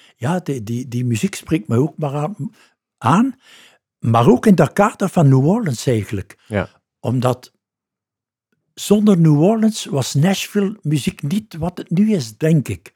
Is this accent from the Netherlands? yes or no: no; Ghent, Flanders, Belgium; Ik ben daar geboren. Oké. Ik ben in de Lange Steenstraat geboren. En uh, ben nooit eigenlijk 200 meter uit mijn buurt